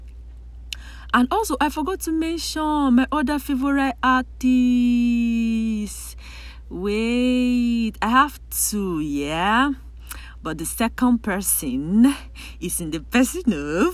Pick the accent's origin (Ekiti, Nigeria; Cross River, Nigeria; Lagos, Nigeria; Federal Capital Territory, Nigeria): Cross River, Nigeria; Ogoja; I'm from Cross River State. I'm Ugoja. Please, I'm not Calabar.